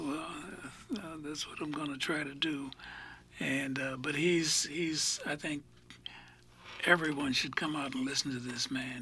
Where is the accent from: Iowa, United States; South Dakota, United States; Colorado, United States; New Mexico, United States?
Iowa, United States; moved away; I grew up in Iowa